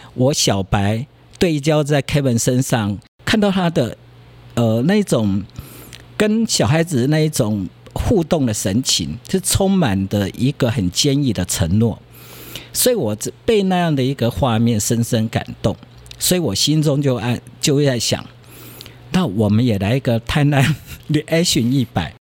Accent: Tainan, Taiwan; 我妈妈是安平人，嗯。所以我从小很多地方都在安平

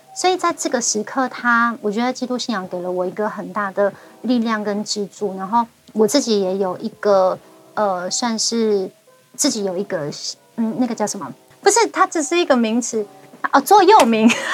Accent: Hualien County, Taiwan; first language Amis; also born or lived in Ruisui; 我自己真的在花莲出生，而且我第一个家应该就是七星潭。 嗯，很美的一个地方。 我的那个，呃，我一岁到三岁之前这中间长大的这个期间啊的那个家，我只要跑步十五秒，我就会碰到海水

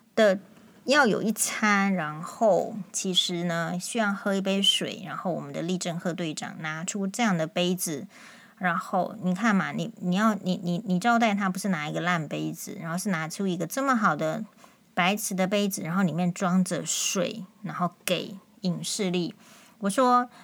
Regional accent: Taiwan; 但我们确实感受到，就是说在目前的这个国内台湾的情况。

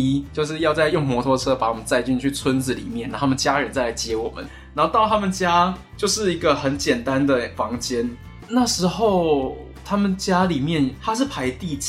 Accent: Taiwan; 作为一个台湾记者，作为台湾人

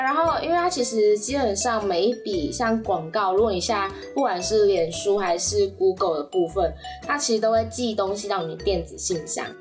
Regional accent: Kaohsiung, Taiwan; 身为高雄人

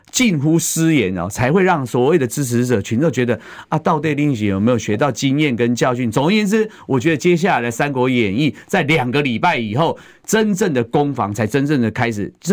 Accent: Taiwan; 你黄国昌是不是需要跟我们台湾人民道个歉？

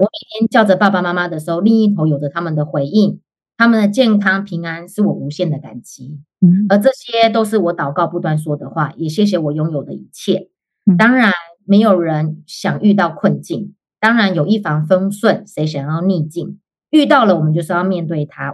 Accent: Hualien, Hualien County, Taiwan; moved away as an adult; now in Canada; 我本身是花莲人嘛

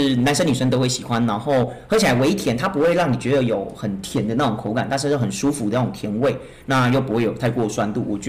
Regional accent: Taiwan; 所以它的它的方式对我们台湾人而言，其实好像就跟火锅一样。

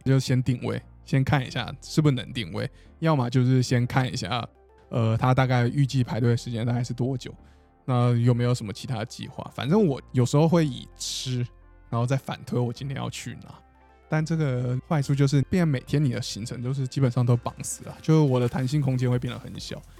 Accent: Taiwan; 因为我在台湾长大就不会觉得看海是一件非常难或很了不起的事情

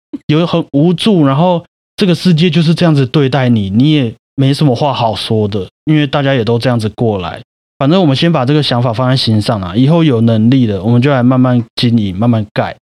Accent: Taiwan; 我们台湾人就是一个很贴心的民族嘛

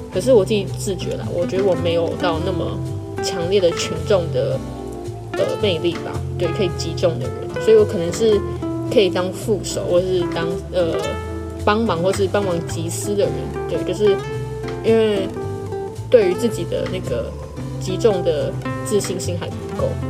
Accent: Taiwan; 我自己本整个人就是有一点就是台湾，然后也有一点，就是我从小是吃双语长大的

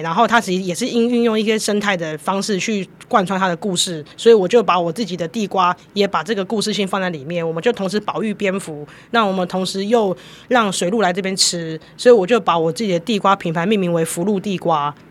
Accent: Jinshan, New Taipei, Taiwan; 然后再把真的业界上面的经验带回到我们金山

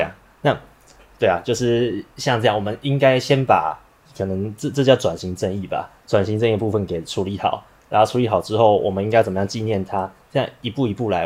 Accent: Taiwan; 我们台湾人

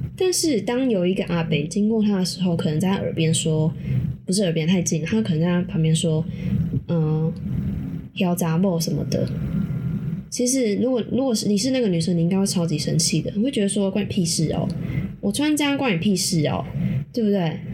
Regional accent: Taiwan; 我们台湾人

